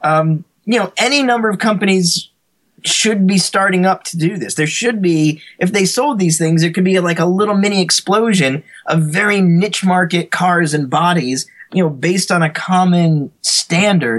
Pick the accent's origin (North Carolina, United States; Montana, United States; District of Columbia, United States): North Carolina, United States; Greensboro; I grew up actually in North Carolina in a town called Greensboro